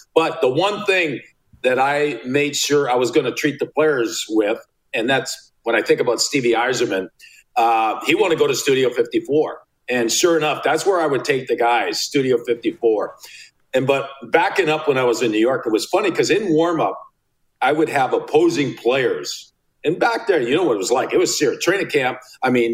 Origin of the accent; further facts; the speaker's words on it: Sudbury, Ontario, Canada; I grew up in Sudbury, Ontario